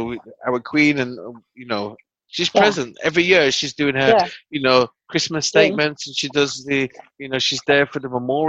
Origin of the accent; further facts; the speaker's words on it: United Kingdom; I'm British, man.